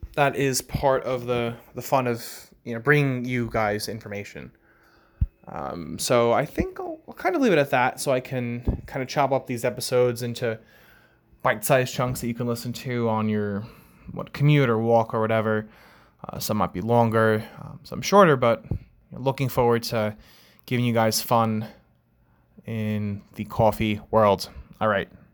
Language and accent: English; Long Island, New York, United States; accent: New York accent, Long Island accent; I'm from New York as well, so uh, you know, growing up, coffee, right? You can kind of tell how I say the word is um, with the New York accent, Long Island, or that Long Island accent